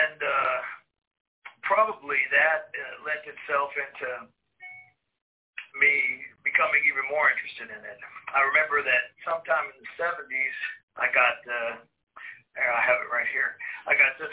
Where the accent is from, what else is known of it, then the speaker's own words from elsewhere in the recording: Indiana, United States; I grew up in Indiana in the 70s and 80s.